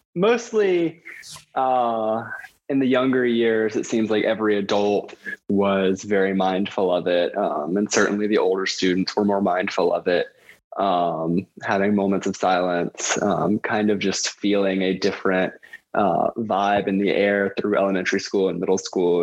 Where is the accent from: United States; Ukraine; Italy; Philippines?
United States; Lumpkin County, Georgia; also born or lived in Atlanta; growing up in Lumpkin County